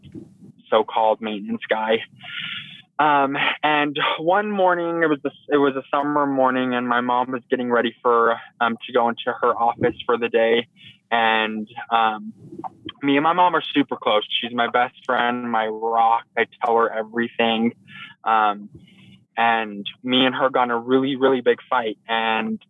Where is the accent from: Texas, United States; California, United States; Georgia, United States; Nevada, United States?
Nevada, United States; Carson City; moved away; also born or lived in Weiser, Idaho; So I'm originally from Carson City, Nevada. My family moved to Weezer, Idaho about 9 years ago.